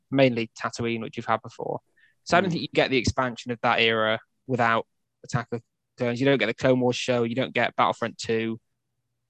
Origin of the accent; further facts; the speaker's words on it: United Kingdom; We're British nerds